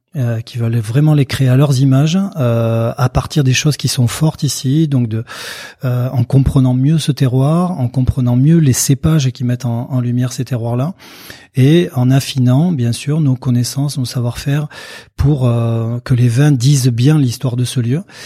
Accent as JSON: {"language": "French", "area": "Pyrénées-Atlantiques", "region": "Nouvelle-Aquitaine", "country": "France", "tie": "born or raised there", "said": "je suis né euh, euh, dans les Pyrénées-Atlantiques, au cœur de l'appellation Jurançon"}